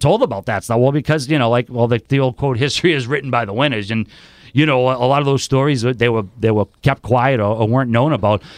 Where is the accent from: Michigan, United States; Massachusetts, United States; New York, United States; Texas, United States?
Massachusetts, United States; Boston; I'm originally from Charlestown. I do live in South Boston now